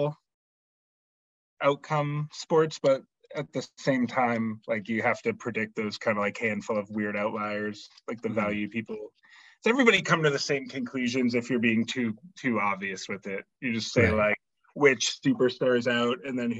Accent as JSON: {"language": "English", "town": "Lowell", "region": "Massachusetts", "country": "United States", "tie": "born or raised there", "said": "I was born in Lowell, Mass. So I've been around the area my whole life."}